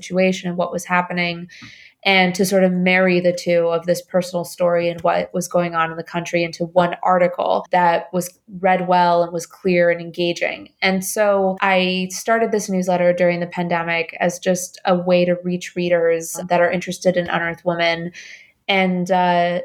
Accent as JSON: {"language": "English", "region": "Bogotá", "country": "Colombia", "tie": "born or raised there", "also_born_or_lived": "Indiana / New York", "moved": "yes", "said": "I was born in Bogota. My family left the country after a bomb went off about a block away from our apartment in Bogota."}